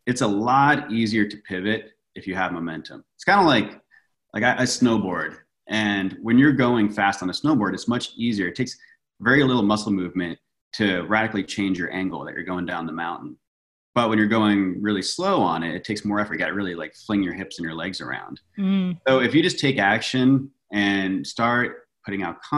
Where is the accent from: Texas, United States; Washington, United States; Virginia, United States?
Virginia, United States; moved away as an adult; now in Los Angeles, United States; I grew up in Virginia and I moved out